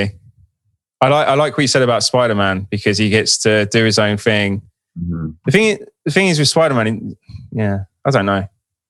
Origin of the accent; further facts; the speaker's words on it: United Kingdom; I'm obviously British